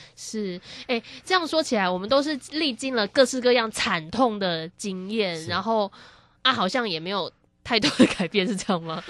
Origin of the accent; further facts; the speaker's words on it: Taiwan; 我们台湾人很爱买的那些